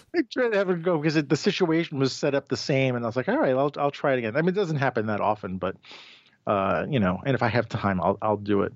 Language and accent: English; New York, United States; I'm a product of New York. I was born and raised in New York